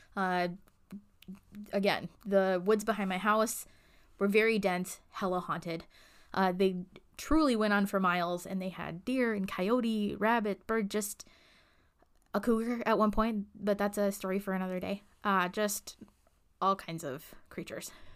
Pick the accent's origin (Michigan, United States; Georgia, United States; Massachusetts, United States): Michigan, United States; the farmhouse that I grew up in Michigan was lovely